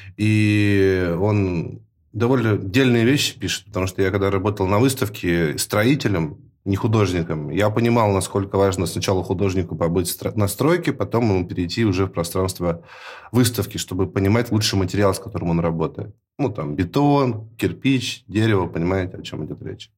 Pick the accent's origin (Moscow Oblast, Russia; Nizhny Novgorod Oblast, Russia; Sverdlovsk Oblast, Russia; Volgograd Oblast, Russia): Sverdlovsk Oblast, Russia; Yekaterinburg; moved away as an adult; now in Moscow, Russia; Я сам родом из Екатеринбурга